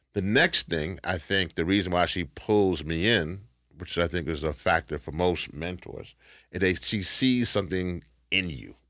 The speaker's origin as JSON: {"language": "English", "town": "Shreveport", "region": "Louisiana", "country": "United States", "tie": "born or raised there", "said": "I was born in Shreveport, Louisiana"}